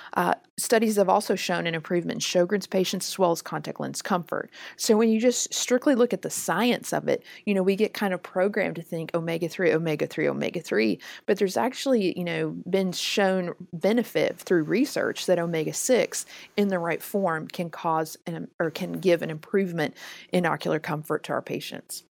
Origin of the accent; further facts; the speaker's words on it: the South, United States; I'm from the South.